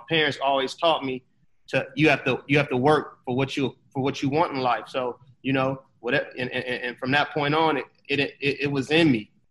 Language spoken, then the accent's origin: English; Los Angeles, California, United States; I am born and raised in West Los Angeles.